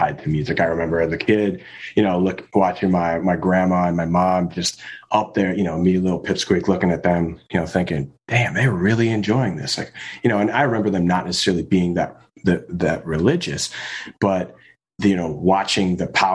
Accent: Chicagoland, Illinois, United States; also born or lived in Colorado; I grew up in Colorado and a little bit in mainly Chicagoland

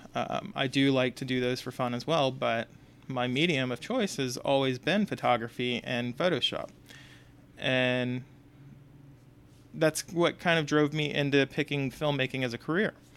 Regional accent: Houston, Texas, United States; moved away; I'm from Texas originally. I'm from Houston.

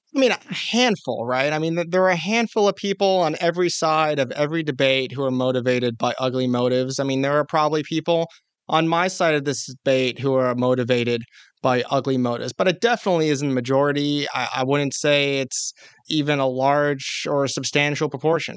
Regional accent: California, United States; my home state of California

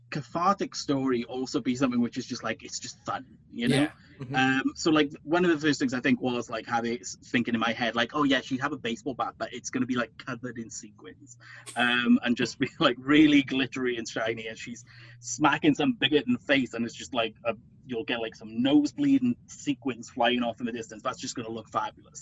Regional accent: United Kingdom; I'm British.

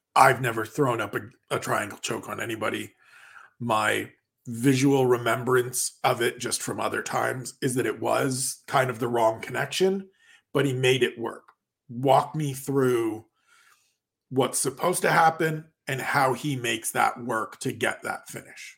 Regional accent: Canada; I am Canadian

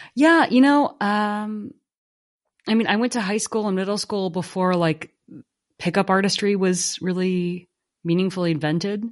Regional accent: Silicon Valley, California, United States; where I grew up in Silicon Valley

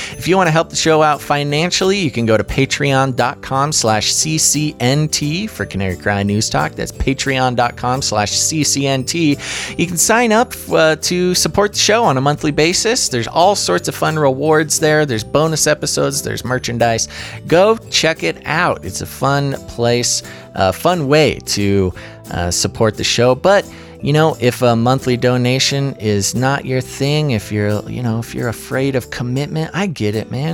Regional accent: United States; as an American

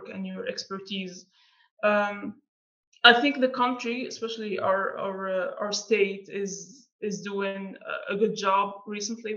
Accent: Algeria; being from Algeria, it's not the most well-known country. Sometimes you talk to people and you say, I'm from Algeria

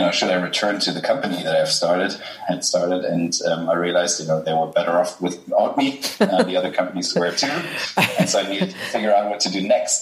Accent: Germany; accent: German; English is a second language; I'm German, as people will ah. realize from my accent

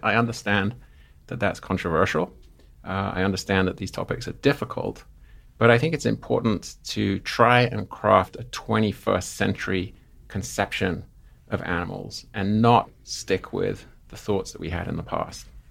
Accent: Seaford, South East England, United Kingdom; now in Missoula, United States; I grew up in southern England, a place called Seaford, which is surrounded by white cliffs

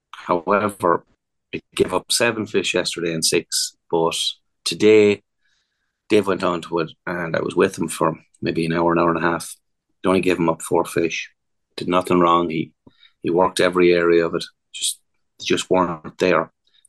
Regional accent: England, United Kingdom; born there; We do know I was born in England, don't we? I'm eligible.

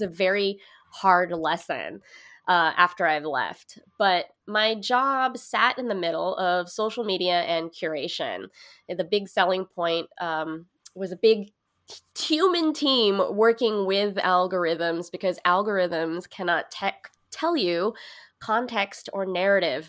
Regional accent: Hercules, California, United States; moved away as an adult; now in New York, United States; I grew up in Hercules, California.

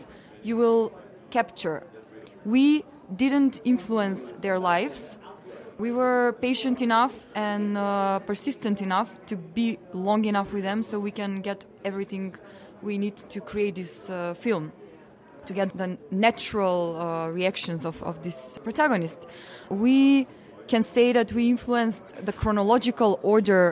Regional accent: North Macedonia; from Macedonia

